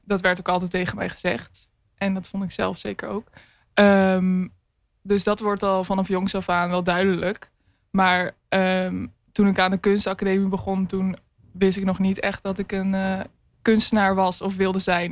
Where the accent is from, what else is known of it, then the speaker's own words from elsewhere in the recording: Hoogland, Utrecht, Netherlands; moved away as an adult; now in Rotterdam, Netherlands; ik ben geboren in Hoogland. Dat ligt naast Amersfoort